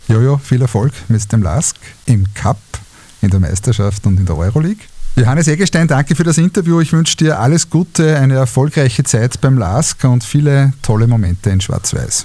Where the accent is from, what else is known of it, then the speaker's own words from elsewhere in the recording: Linz, Upper Austria, Austria; meiner Heimatstadt